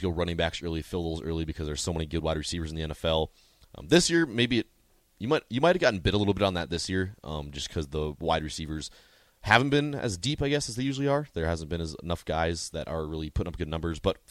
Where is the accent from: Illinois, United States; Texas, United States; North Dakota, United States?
North Dakota, United States; growing up in North Dakota